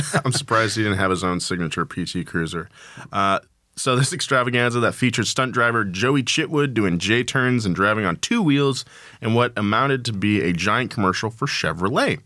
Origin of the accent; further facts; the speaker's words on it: Atascadero, California, United States; my hometown of a Tascadero.